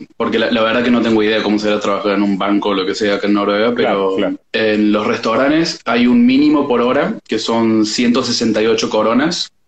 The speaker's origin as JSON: {"language": "Spanish", "region": "Córdoba", "country": "Argentina", "moved": "as an adult", "lives_now": "Norway", "said": "soy de Córdoba, Córdoba capital"}